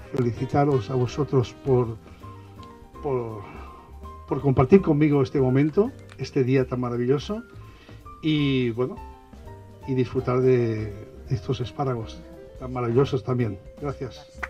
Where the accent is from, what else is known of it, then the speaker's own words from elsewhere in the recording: Catalonia, Spain; por estar en, tierra de Navarra, siendo catalán